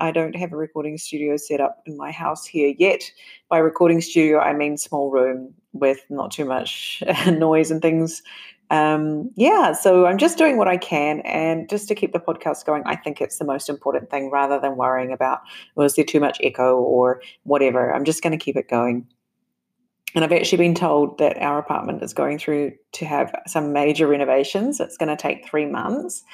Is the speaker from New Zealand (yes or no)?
yes; New Zealand; moved away; also born or lived in Japan; my home country, New Zealand